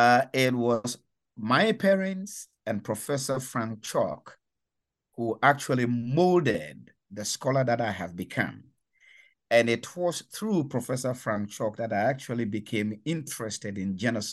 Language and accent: English; Ghana; I come from Ghana. In West Africa, and that was where I was born, raised, and educated from elementary school in the 1960s through to university in the 1980s.